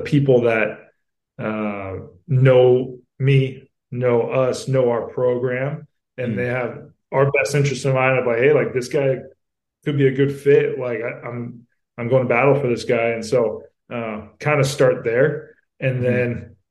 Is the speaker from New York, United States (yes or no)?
no; Southern California, United States; I'm from Southern California and know this area pretty well